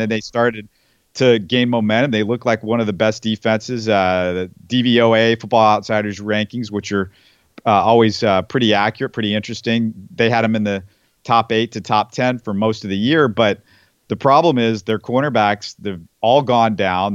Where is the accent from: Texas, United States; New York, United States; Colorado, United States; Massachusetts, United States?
Texas, United States; Houston; I grew up in Houston